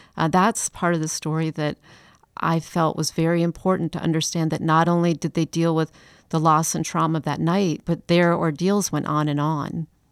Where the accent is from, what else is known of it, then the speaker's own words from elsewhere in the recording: Chicago, Illinois, United States; also born or lived in Atlanta; now in Charleston, United States; I'm not from Charleston. I'm from Chicago